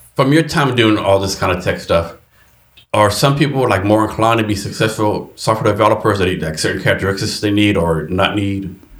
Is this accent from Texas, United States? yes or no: yes; Texas, United States; I'm from Texas too